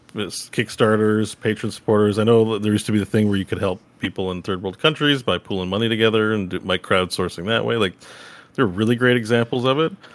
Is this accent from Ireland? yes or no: no; Canada